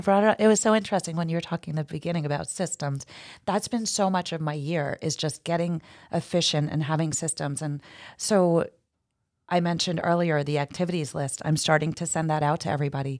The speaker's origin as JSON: {"language": "English", "region": "New Jersey", "country": "United States", "also_born_or_lived": "Hoboken, New Jersey", "moved": "as an adult", "lives_now": "Jersey Shore, United States", "said": "I'm from North Jersey"}